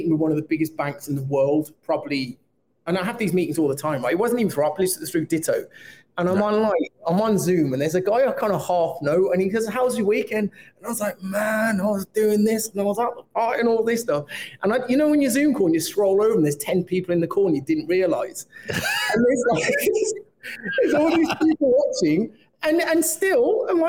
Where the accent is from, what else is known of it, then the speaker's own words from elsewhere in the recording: Birmingham, West Midlands, United Kingdom; I'm from Birmingham